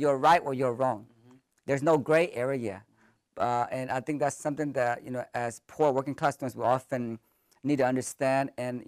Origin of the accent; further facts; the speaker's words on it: Sacramento, California, United States; also born or lived in Thailand; I grew up in Sacramento, born in a refugee camp in Thailand.